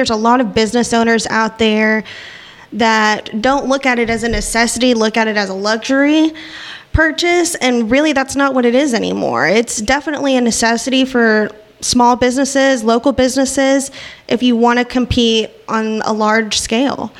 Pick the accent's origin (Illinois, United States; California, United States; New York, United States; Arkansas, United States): Arkansas, United States; Northwest; moved away as an adult; also born or lived in Kansas / Texas; I've been born and raised in Northwest Arkansas